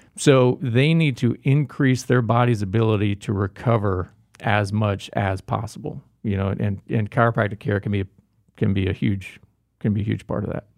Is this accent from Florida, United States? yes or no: yes; Jacksonville, Florida, United States; moved away; also born or lived in Gainesville, Florida / Daytona, Florida / Tampa, Florida; Born and raised in Florida, uh, born in Jacksonville, Florida